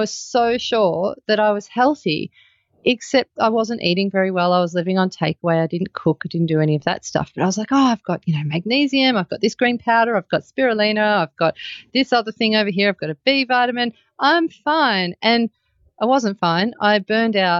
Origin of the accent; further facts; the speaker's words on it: Melbourne, Victoria, Australia; now in Byron Bay, Australia; I'm originally from Melbourne and I live near Byron Bay now.